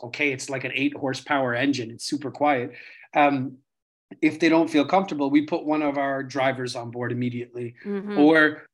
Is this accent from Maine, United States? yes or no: no; New York City, New York, United States; now in Venice, Italy; I was born in New York City, in Queens.